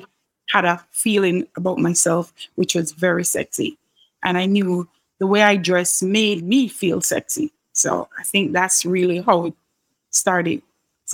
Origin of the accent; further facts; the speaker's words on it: Kingston, Jamaica; I grew up in a middle-class home here in Kingston, Jamaica.